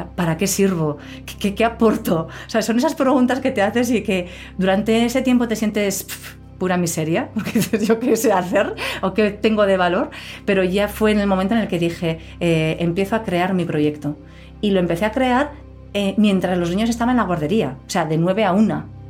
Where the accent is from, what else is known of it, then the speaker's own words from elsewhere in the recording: Pamplona, Navarre, Spain; also born or lived in Scotland / Madrid; yo desde pequeñita aquí